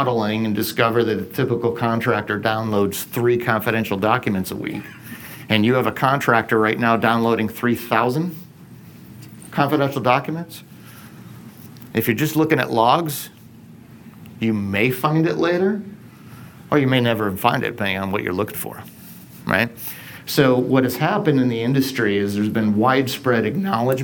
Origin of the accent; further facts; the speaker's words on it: Binghamton, New York, United States; I grew up in Binghamton, New York